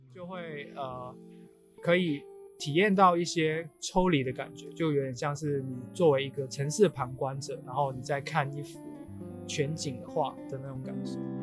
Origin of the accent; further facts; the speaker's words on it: Macau; 我作为澳门人啊，其实我自己的兜风，我们管的话叫有车河